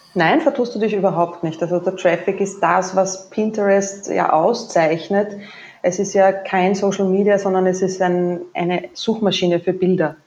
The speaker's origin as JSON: {"language": "German", "area": "Waldviertel", "region": "Lower Austria", "country": "Austria", "tie": "born or raised there", "accent": "Austrian", "moved": "yes", "lives_now": "Vienna, Austria", "said": "Geboren ja. bin ich aber im Waldviertel, das ist nordwestlich von Wien"}